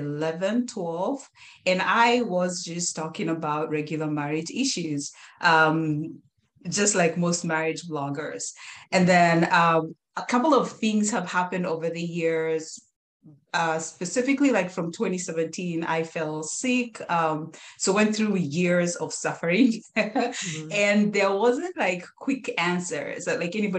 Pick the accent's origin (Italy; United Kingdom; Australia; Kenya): Kenya; moved away as an adult; now in United States; my husband and I are Kenyans, we're Kenyan Americans, we born, raised, brought up in Kenya